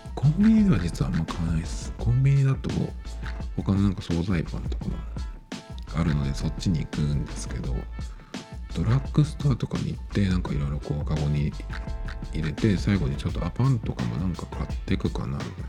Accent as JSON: {"language": "Japanese", "country": "Japan", "said": "日本人で日本語を使ってる"}